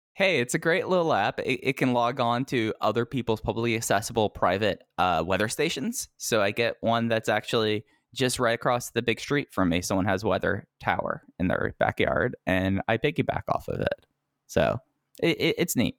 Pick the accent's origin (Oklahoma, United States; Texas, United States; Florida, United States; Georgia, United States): Texas, United States; growing up in Texas